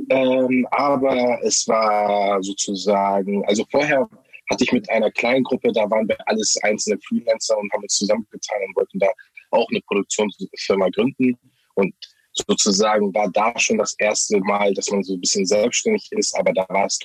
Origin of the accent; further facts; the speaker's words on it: Harburg, Hamburg, Germany; ich bin aus Harburg. Harburg ist so ein bisschen ein Brennpunkt